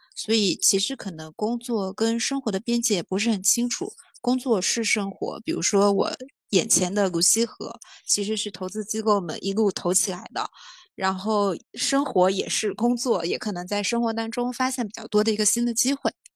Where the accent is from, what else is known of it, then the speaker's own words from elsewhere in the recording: Jiangnan water-town area, China; now in Beijing, China; 来自比较江南水乡那个地方，然后在北京待了十年